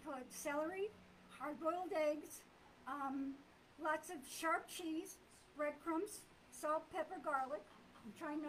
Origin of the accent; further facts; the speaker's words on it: Sicily, Italy; now in United States; I was born in Sicily.